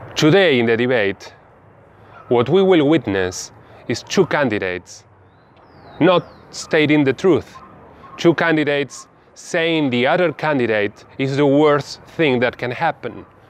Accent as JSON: {"language": "English", "country": "Argentina", "also_born_or_lived": "Bahía Blanca, Buenos Aires Province", "said": "I am from Argentina. I live in Bahia Blanca in the low valley of Provincia de Buenos Aires."}